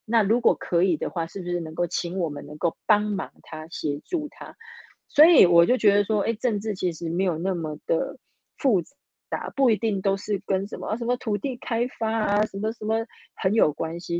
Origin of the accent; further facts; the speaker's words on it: Pingtung County, Taiwan; moved away as an adult; now in Taipei, Taiwan; 其实我是屏东人